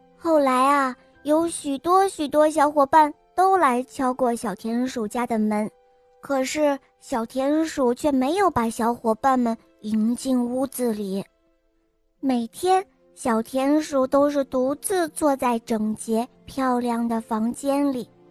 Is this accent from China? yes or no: yes; Dalian, Liaoning, China; 我今年五岁了，我来自大连